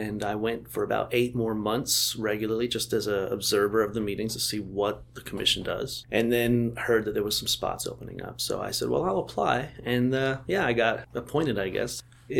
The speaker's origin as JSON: {"language": "English", "town": "Houston", "region": "Texas", "country": "United States", "moved": "yes", "lives_now": "Bloomington, United States", "said": "I'm from Texas. I'm from Houston, Texas originally."}